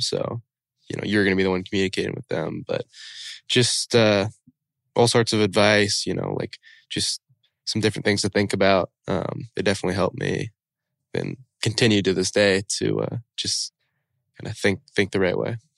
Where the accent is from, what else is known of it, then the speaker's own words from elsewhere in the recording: the Northwest, Pacific Northwest, United States; I'd known growing up in the Northwest